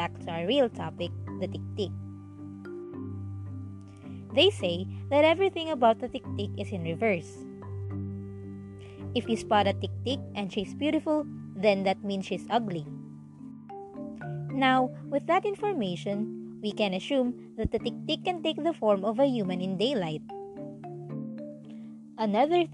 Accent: Bicol Region, Philippines; From my hometown in Bicol

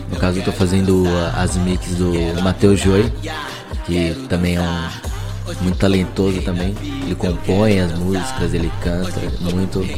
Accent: São Paulo, Brazil; Então, sou de São Paulo, zona norte de São Paulo.

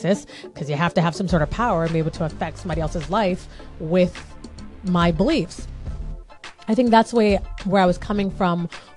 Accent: United States; that's a Black girl story growing up in America

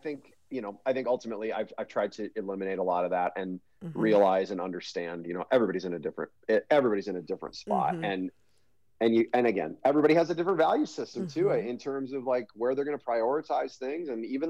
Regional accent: Hastings, United States; So I grew up in Hastings, and grew up in Hastings.

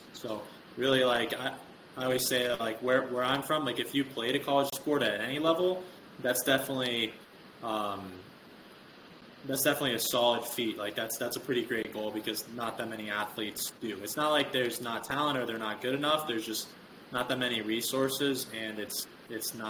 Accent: Rensselaer, Indiana, United States; I'm from Rensselaer

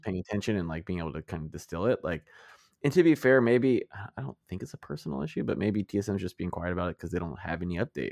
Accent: United States; I'm an American

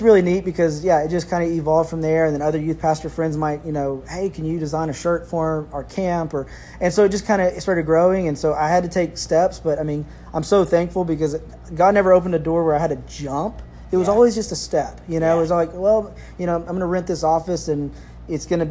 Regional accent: Lufkin, Texas, United States; I grew up here in Lufkin, Texas

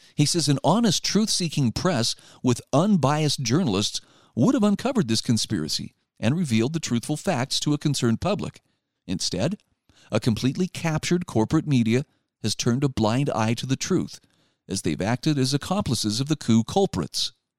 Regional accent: Utah, United States; my home state of Utah

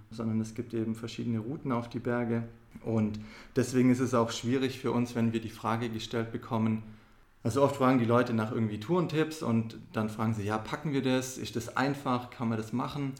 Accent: Esslingen, Baden-Württemberg, Germany; wir sind ja hier in Esslingen aufgewachsen

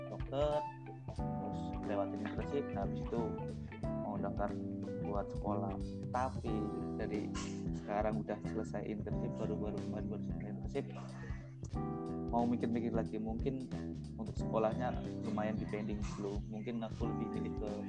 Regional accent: Semarang, Central Java, Indonesia; now in Jakarta, Indonesia; saya asli Semarang, tapi uh, kerja masih di Jakarta.

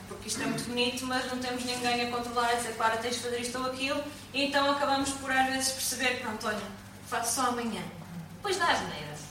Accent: Portugal; Nasci ali na Ordem do Carmo, no meio das freiras

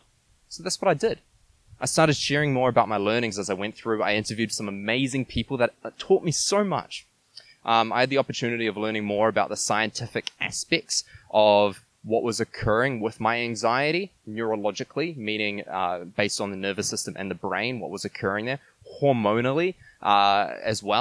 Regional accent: New Zealand; moved away as an adult; also born or lived in Quebec City, Canada; I come from New Zealand

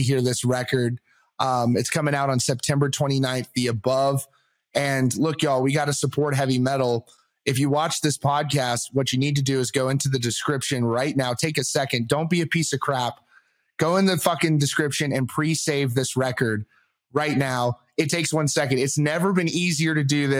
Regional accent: Virginia Beach, Virginia, United States; I'm from Virginia. So I'm like around Virginia Beach area

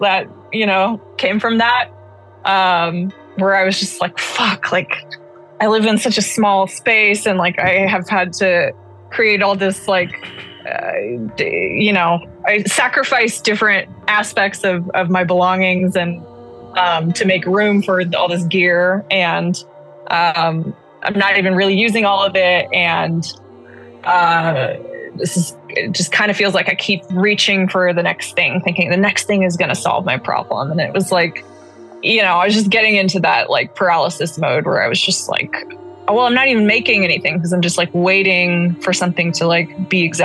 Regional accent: Alameda, California, United States; I grew up in Alameda, California, which is like a former naval base as well

